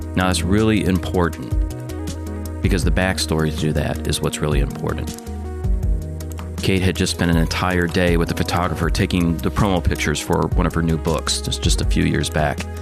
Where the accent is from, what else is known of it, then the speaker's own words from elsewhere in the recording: Detroit, Michigan, United States; I grew up on the South Side, outside the city limit, so we went back and forth of whether I was a true Detroiter or not